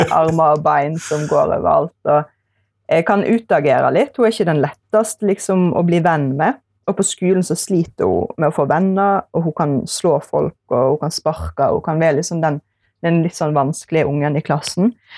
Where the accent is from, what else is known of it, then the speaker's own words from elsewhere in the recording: Eksingedalen, Vestland, Norway; jeg er fra Eksingedalen, som er den fineste plassen i verden